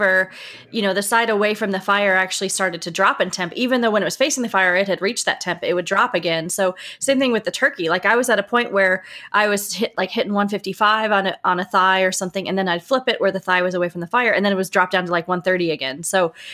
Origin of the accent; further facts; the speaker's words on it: Louisville, Kentucky, United States; Louisville. I'm from Louisville